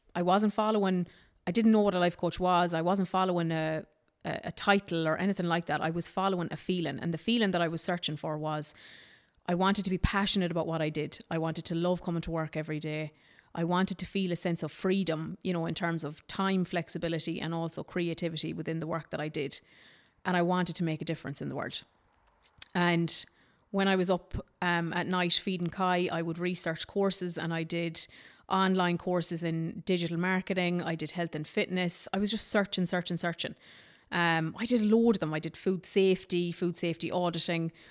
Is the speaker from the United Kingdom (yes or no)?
no; Ballinagh, Ulster, Ireland; also born or lived in Dublin / Australia; transferred me back, took me back into Ballinagh again